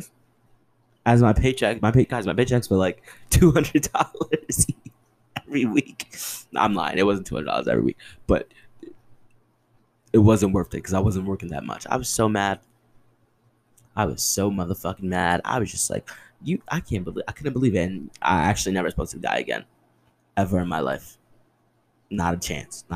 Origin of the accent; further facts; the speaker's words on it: New Jersey, United States; also born or lived in Bronx, New York; I'm from the Bronx. Like, I grew up in Jersey, but there's still a little Bronx in me